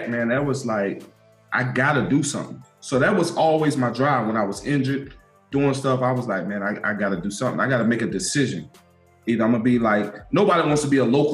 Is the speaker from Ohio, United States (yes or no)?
no; Winston-Salem, North Carolina, United States; growing up in Winston-Salem, I was in the projects